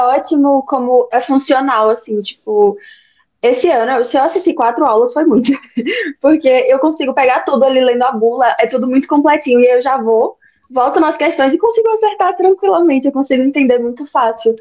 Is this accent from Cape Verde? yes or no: no; Bahia, Brazil; eu tenho 20 anos, eu sou da Bahia